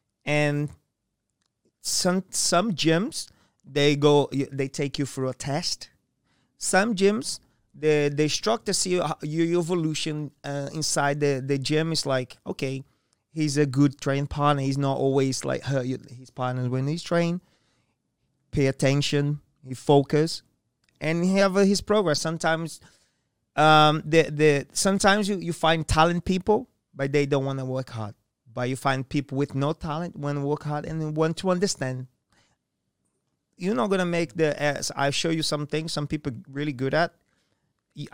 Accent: Japan; I'm from Japan.

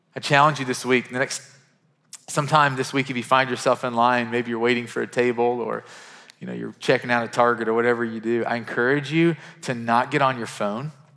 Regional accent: Murray, Kentucky, United States; now in Nashville, United States; Murray, Kentucky, which is my hometown

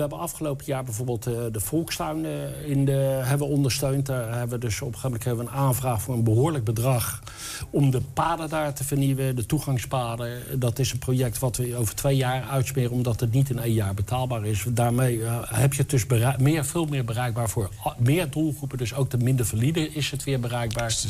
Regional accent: western Netherlands, Netherlands; moved away as an adult; now in Enschede, Netherlands; Ik kom uit het Westen. ik ben dus een Westerling

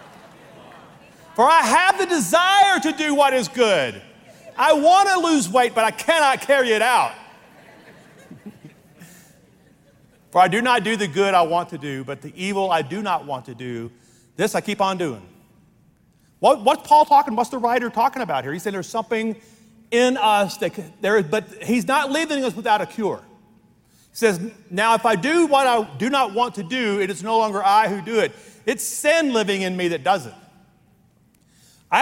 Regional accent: Louisiana, United States; I was raised in the Deep South in Louisiana

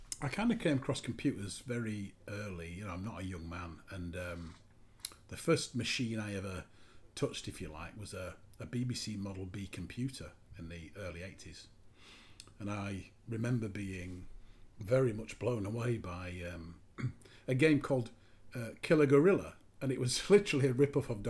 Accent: Yorkshire and the Humber, United Kingdom; moved away; also born or lived in Lincoln, England; being a Yorkshireman

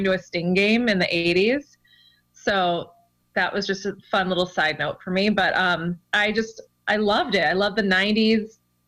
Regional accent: Chicago, Illinois, United States; growing up in Chicago

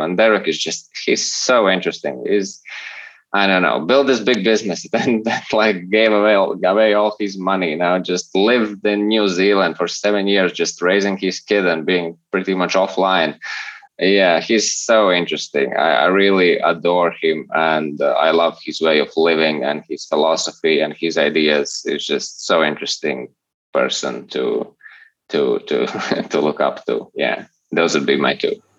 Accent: Latvia; I'm from Latvia.

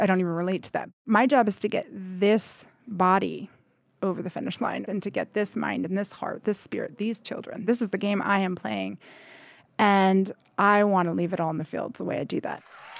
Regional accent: Lyndon, Vermont, United States; I grew up here in the Northeast Kingdom in Linden, Vermont.

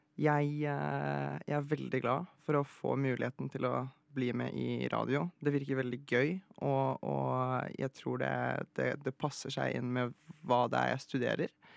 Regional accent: Oslo, Norway; also born or lived in Poland; Jeg ble født i Polen, mm. Eh, og så flyttet jeg hit, eller til, til Norge, da jeg var uh, ca. tre-fire år gammel. og så har jeg egentlig bare vokst opp i Oslo.

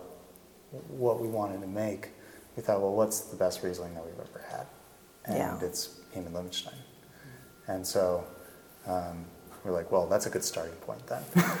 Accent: Bay Area, California, United States; now in Oregon, United States; I'm from California originally, and the pace of life here is a little bit more comfortable for me. Things are a little faster in California, especially in the Bay Area where I'm from

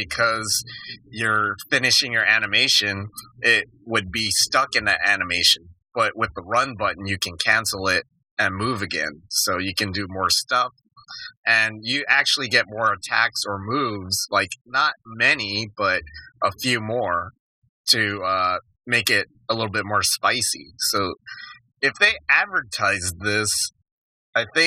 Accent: Tucson, Arizona, United States; a kid growing up in Tucson in the 80s

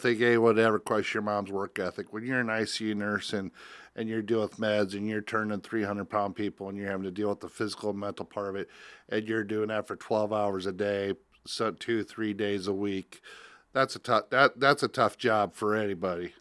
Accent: Spencer, Iowa, United States; growing up in Spencer, Iowa

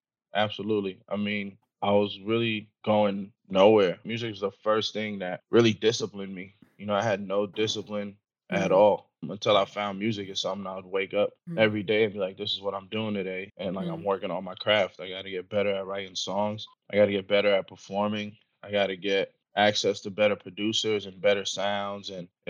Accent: New York, United States; Stop being such a New Yorker.

